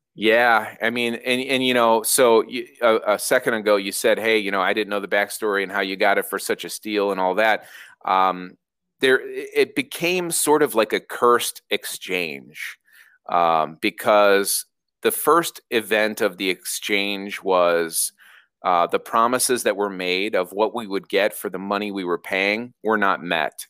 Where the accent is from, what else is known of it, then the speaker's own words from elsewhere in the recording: Downers Grove, Illinois, United States; I grew up in Downers Grove